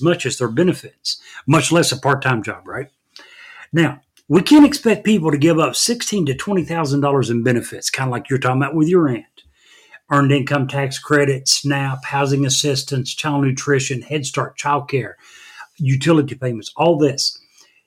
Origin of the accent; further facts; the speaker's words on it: Monticello, Kentucky, United States; I was born and raised in Monticello, Kentucky.